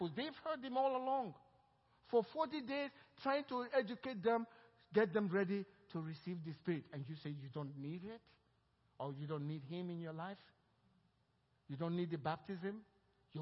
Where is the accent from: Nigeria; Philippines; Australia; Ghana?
Nigeria; now in Cypress, United States; The way I was raised in Nigeria speaking broken English.